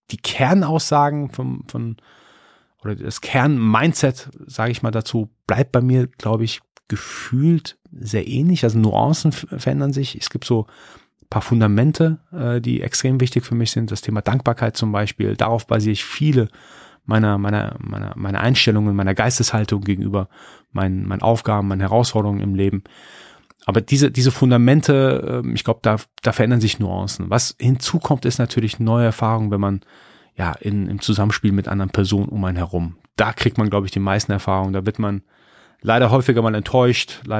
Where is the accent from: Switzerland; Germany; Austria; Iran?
Iran; born there; als gebürtiger Iraner, als gebürtiger Perser, ist das Schamgefühl, das kriegt man so irgendwie rein verpflanzt von seiner Kultur.